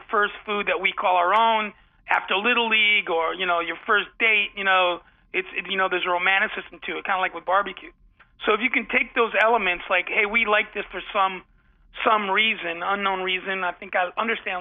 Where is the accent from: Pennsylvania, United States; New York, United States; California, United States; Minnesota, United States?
New York, United States; Ossining; also born or lived in Bronx, New York; where I grew up I was born in the Bronx, and then we moved to the small town, Ossining, New York, just up the beautiful Hudson River.